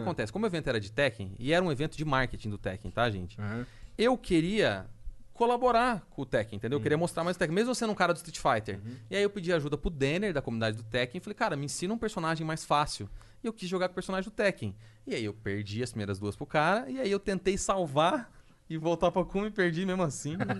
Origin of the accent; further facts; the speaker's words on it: Londrina, Paraná, Brazil; eu sou de Londrina, viajei de lá para Curitiba